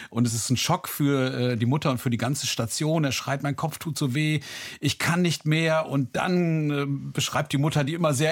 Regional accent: Recklinghausen, North Rhine-Westphalia, Germany; meine Heimatstadt ist Recklinghausen.

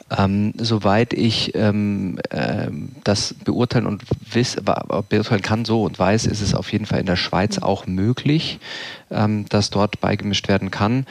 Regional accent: Southern Germany, Germany; Ich bin damit aufgewachsen hier im Süden

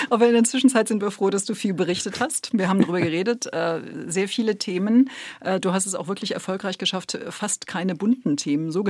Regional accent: Saarland, Germany; hat uns als Saarländer natürlich mit der Frage getrickst

